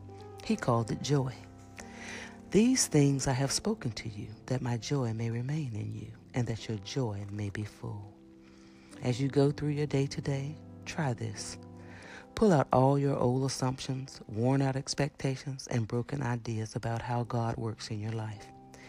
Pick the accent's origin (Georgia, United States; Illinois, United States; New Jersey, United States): Georgia, United States; But since I'm from Georgia, where we grow lots of peaches, could I talk about peaches first?